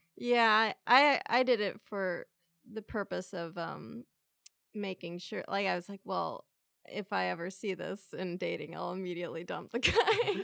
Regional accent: San Diego, California, United States; I grew up in San Diego

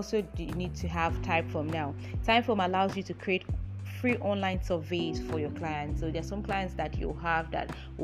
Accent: Nigeria; I'm a Nigerian

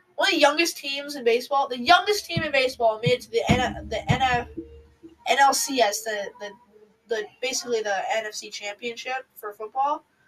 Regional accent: Chicago, Illinois, United States; we're from Chicago

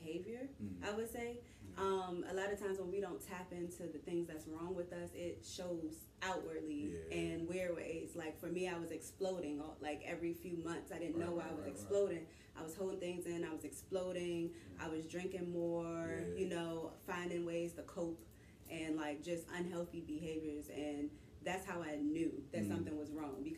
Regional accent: Washington, District of Columbia, United States; also born or lived in Miami; I grew up in Southeast D.C.

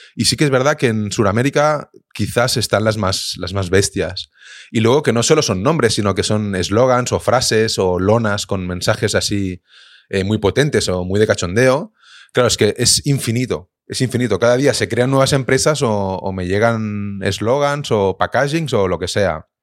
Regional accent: Viladecans, Catalonia, Spain; yo soy de Vila de Cans

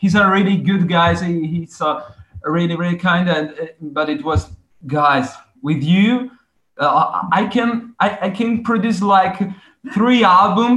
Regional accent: Italy; first language Italian; English is a second language

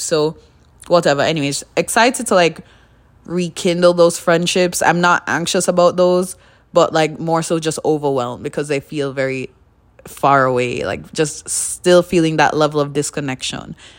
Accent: Kingston, Jamaica; now in Canada; I grew up in Jamaica, so in Jamaica, small little c, city of, or city? Town? Kingston, in Kingston.

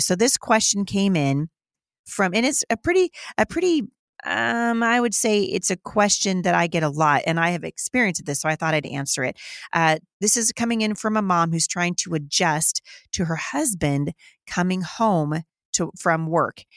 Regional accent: Battle Ground, Washington, United States; my hometown, uh, of Battleground, Washington

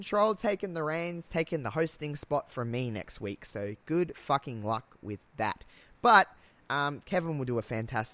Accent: Australia; accent: thick Australian; I've got a thick accent apparently, I'm very Australian

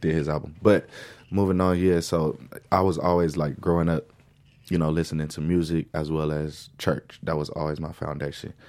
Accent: Lancaster, California, United States; also born or lived in Los Angeles, California; I was born in Los Angeles and raised in Lancaster.

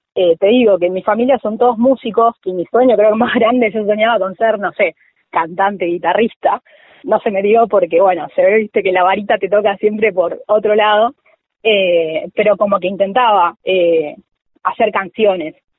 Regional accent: Villa Martelli, Buenos Aires Province, Argentina; yo soy de Villa Martelli, eh, partido Vicente López, eh, ahí muy cerquita de Tecnópolis, de toda la vida. vivo acá y nací acá

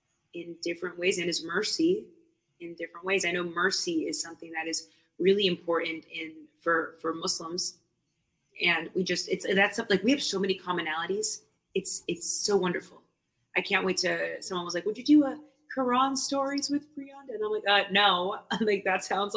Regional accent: Boston, Massachusetts, United States; I'm from New England. Like, I'm from Boston

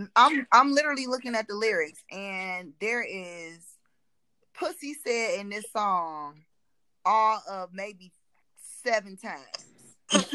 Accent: Cleveland, Ohio, United States; we grew up in Cleveland

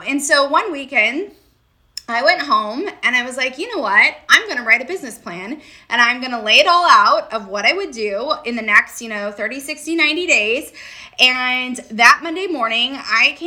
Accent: Redding, California, United States; moved away as an adult; also born or lived in San Diego, California; now in Redondo Beach, United States; I grew up in Redding

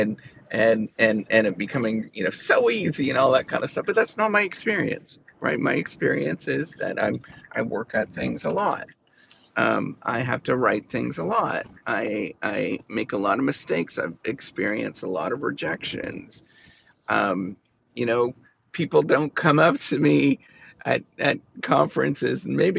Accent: Canada; I'm was born and raised in Canada

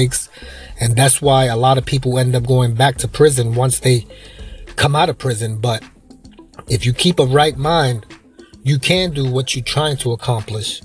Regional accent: New York, United States; now in Florida, United States; I'm from New York, but the state of Florida where I live now

